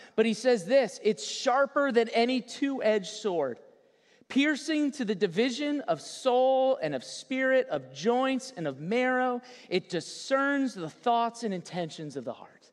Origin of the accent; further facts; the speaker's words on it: South Florida, United States; Born and raised in South Florida